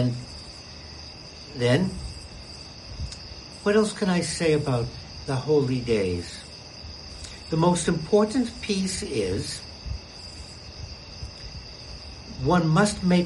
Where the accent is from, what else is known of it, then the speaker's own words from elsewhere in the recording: Boston, Massachusetts, United States; I grew up in Boston.